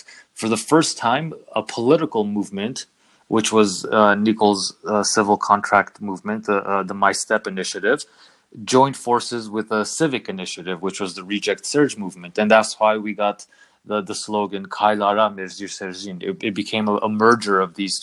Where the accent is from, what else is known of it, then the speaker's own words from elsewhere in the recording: Los Angeles area, California, United States; moved away as an adult; also born or lived in Paris, France; now in Armenia; I was born in Paris. I spent the first 6 years of my life in Paris. My parents are from Iran, so we're Persian Armenian. But we moved to the Los Angeles area when I was around